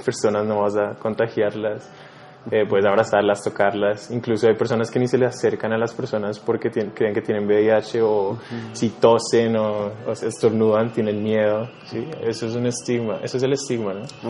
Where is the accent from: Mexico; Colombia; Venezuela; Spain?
Colombia; Bogotá; also born or lived in New York; soy un artista neoyorquino, pero crecí acá en Colombia, en Bogotá